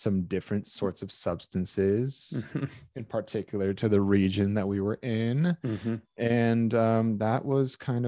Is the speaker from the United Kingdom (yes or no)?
no; Brazil; being that we're from Brazil, there was a lot of like taking you and planting you somewhere